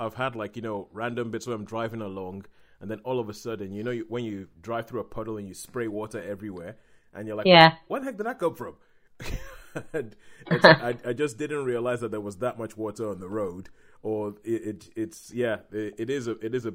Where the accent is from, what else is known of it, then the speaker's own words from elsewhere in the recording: United Kingdom; we are British